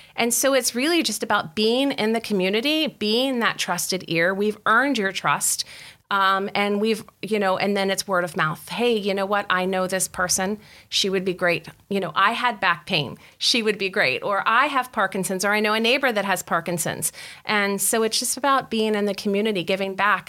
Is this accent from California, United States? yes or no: no; West Virginia, United States; moved away as an adult; I'm from West Virginia. We didn't have a Wegmans.